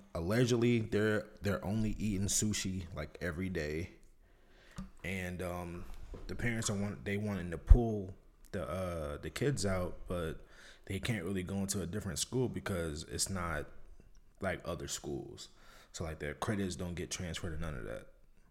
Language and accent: English; New York, United States; Because I know when I came from New York, the North is further ahead than the South as far as like school curriculum.